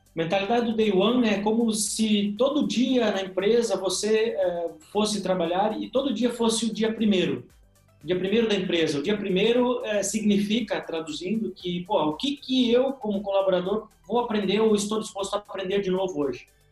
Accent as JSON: {"language": "Portuguese", "region": "Rio Grande do Sul", "country": "Brazil", "moved": "as an adult", "lives_now": "Joinville, Brazil", "said": "nasci lá no Rio Grande do Sul, sou gaúcho, né? E moro hoje há cerca de 14 anos em Joinville, Santa Catarina."}